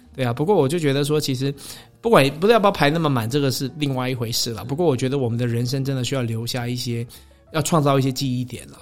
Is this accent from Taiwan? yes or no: yes; Taiwan; 就是我我觉得我们台湾人真的是有的时候，我常常都会讲说，我觉得我们。不够看得起自己了，不够欣赏自己。